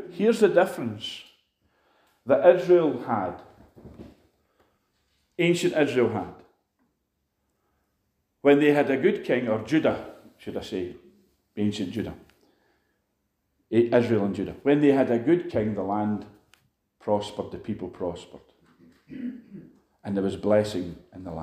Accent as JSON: {"language": "English", "town": "Edinburgh", "region": "Scotland", "country": "United Kingdom", "tie": "born or raised there", "moved": "yes", "lives_now": "Glasgow, United Kingdom", "said": "I come from Edinburgh. I was born in Edinburgh."}